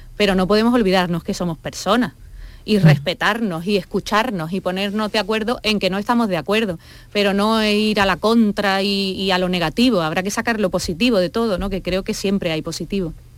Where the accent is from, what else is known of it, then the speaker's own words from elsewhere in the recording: Andalusia, Spain; yo que soy muy andaluza, que tengo raíz manchega